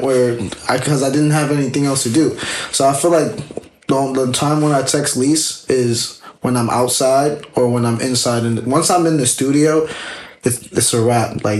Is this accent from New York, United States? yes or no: yes; New York City, New York, United States; as a New Yorker